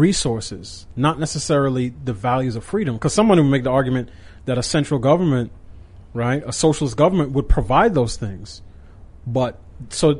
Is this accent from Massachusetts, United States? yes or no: no; New York, United States; I grew up in New York